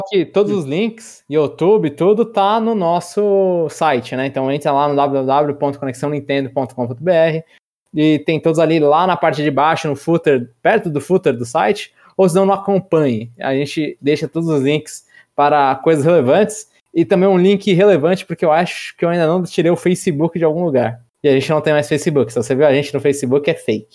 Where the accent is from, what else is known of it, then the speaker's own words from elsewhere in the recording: São Paulo, Brazil; eu sou nascido, criado, vivi toda a minha vida em São Paulo, capital